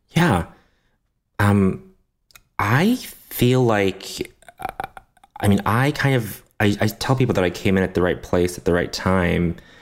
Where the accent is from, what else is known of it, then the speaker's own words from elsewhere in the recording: Canada; moved away; I grew up in Canada. I, I speak a little French